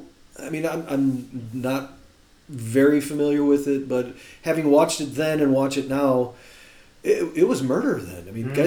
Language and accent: English; Chicago, Illinois, United States; accent: Chicago; But I've been here long enough where my Chicago accent is flattened out, where I quite often get accused of being Canadian.